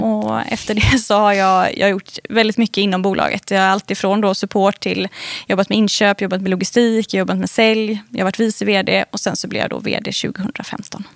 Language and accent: Swedish; Gothenburg, Västra Götaland, Sweden; jag är uppvuxen i, utanför Göteborg. Eh, på landet skulle jag faktiskt vilja säga